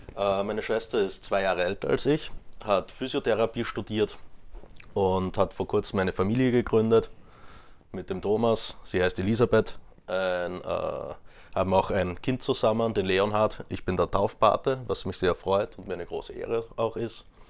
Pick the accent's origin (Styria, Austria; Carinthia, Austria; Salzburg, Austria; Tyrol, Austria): Styria, Austria; Graz; now in Vienna, Austria; in Graz geboren und aufgewachsen